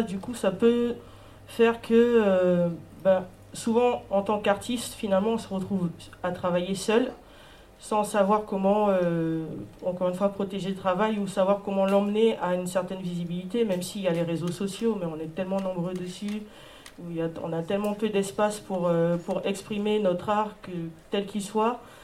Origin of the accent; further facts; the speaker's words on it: French Guiana; moi je suis une artiste, je viens de Guyane